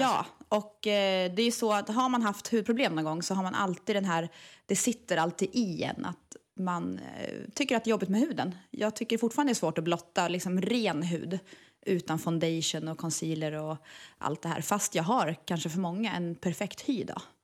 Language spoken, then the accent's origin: Swedish; Eskilstuna, Södermanland, Sweden; Jag kommer från Eskilstuna